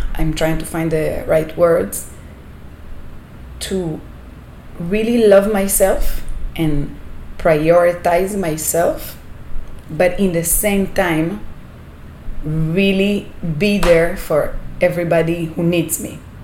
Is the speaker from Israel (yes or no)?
yes; Israel; moved away as an adult; now in Panama; i'm coming from israel from my hometown it's a desert